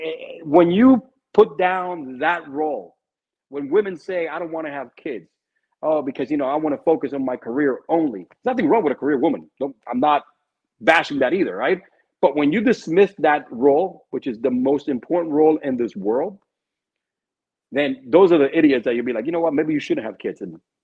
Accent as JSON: {"language": "English", "country": "Cuba", "tie": "born there", "said": "I'm Cuban because I was born in Cuba, right? I'm proud of my heritage, you know, shit."}